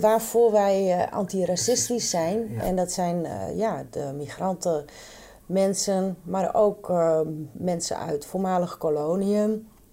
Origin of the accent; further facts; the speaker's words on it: Friesland, Netherlands; moved away; also born or lived in Randstad; ik ben opgegroeid in Friesland